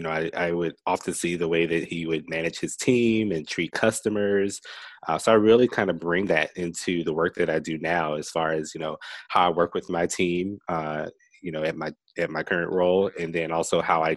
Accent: Rock Hill, South Carolina, United States

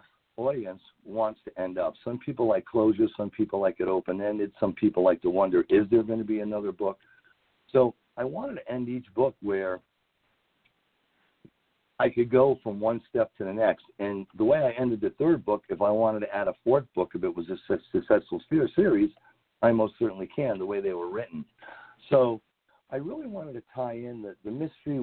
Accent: New England, United States; I'm from New England

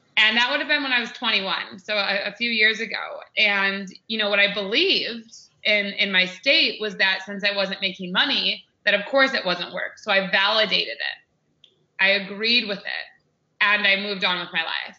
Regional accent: United States; I'm American

